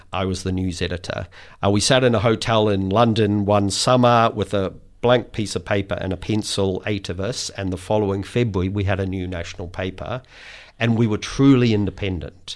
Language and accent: English; New Zealand; I speak as a Kiwi